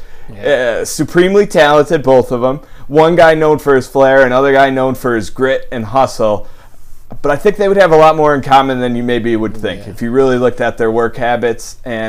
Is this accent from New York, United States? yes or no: yes; Buffalo, New York, United States; my old neighborhood where I grew up in South Buffalo. On Zittle Street, right off of Seneca Street